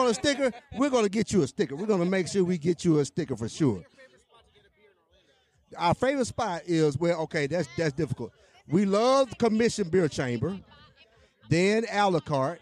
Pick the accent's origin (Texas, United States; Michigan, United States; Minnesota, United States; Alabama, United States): Alabama, United States; I'm from Alabama.